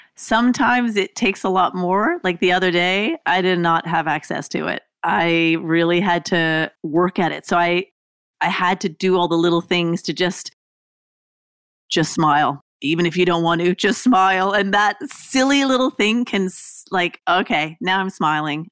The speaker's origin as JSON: {"language": "English", "country": "Canada", "also_born_or_lived": "Australia", "moved": "as an adult", "said": "I lived in Australia. I was from Canada."}